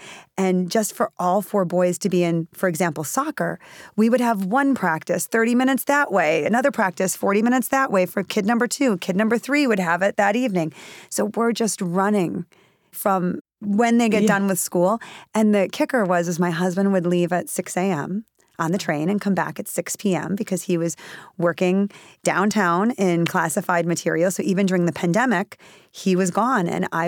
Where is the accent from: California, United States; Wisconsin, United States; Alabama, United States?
Wisconsin, United States; he was born in Wisconsin, which is where I'm from